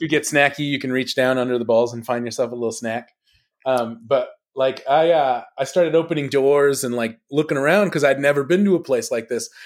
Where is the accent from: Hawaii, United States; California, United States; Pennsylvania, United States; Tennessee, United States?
California, United States; Los Angeles; I grew up in Los Angeles